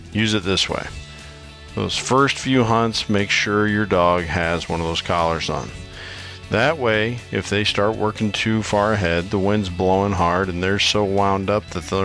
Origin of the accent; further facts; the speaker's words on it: Iowa, United States; my home state of Iowa